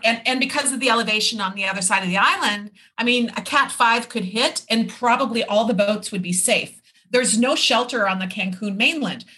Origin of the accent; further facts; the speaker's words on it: Minneapolis, Minnesota, United States; moved away as an adult; also born or lived in Irvine, California / Florida; now in Isla Mujeres, Mexico; my hometown in Minneapolis